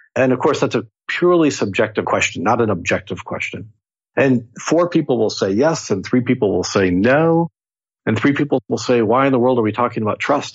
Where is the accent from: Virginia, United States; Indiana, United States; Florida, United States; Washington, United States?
Washington, United States; Seattle; I'm from Seattle